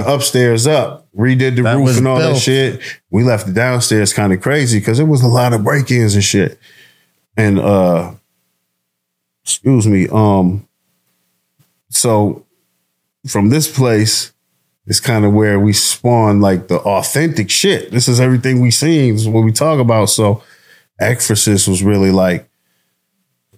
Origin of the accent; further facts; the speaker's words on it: Detroit, Michigan, United States; I came from Joy Row